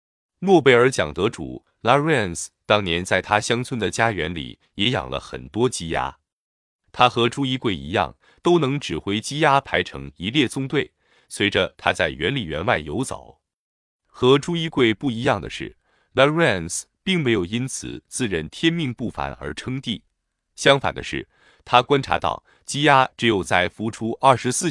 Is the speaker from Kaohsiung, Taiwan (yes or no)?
yes; Qishan, Kaohsiung, Taiwan; 我的家乡是高雄县的岐山镇，离镇外不远的内门乡